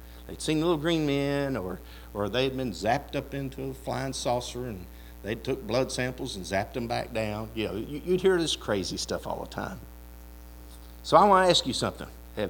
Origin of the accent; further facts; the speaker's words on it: Kentucky, United States; also born or lived in Ohio; my parents decided they wanted to move back to Kentucky. Because I don't tell everybody this, I was born in Ohio.